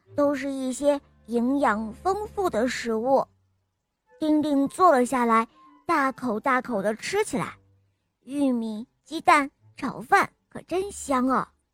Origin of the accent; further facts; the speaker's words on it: Beijing, China; 我今年八岁了，我来自北京